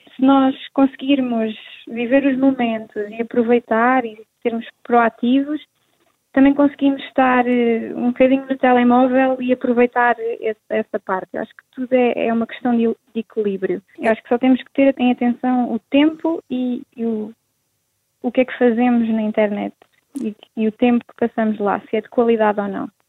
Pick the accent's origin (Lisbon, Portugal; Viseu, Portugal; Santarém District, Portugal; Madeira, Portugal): Santarém District, Portugal; Rio Maior; estou a organizar um ATL uh, eh, para os jovens da da minha aldeia